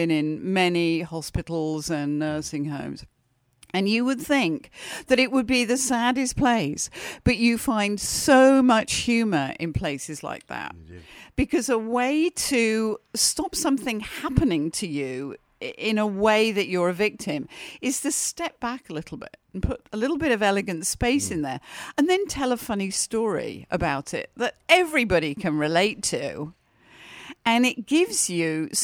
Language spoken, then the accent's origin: English; United Kingdom; And in Britain, we do that all the time.